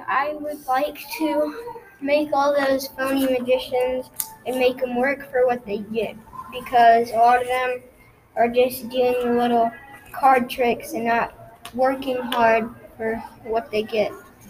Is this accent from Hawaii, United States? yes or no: no; Appleton, Wisconsin, United States; also born or lived in Europe; I was born in Appleton, Wisconsin. Well, I was born in Europe, but then grew up in Appleton, Wisconsin.